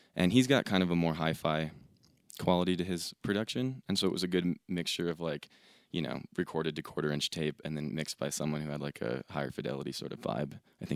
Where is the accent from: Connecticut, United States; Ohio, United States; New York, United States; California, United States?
Ohio, United States; also born or lived in Los Angeles; now in Denver, United States; We grew up in Ohio together.